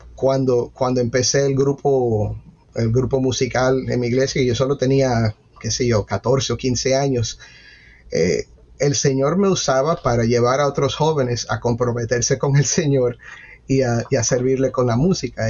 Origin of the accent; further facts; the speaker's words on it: Miami, Florida, United States; yo crecí en ese ambiente, en una iglesia bautista eh, en Miami, eh, nací en Miami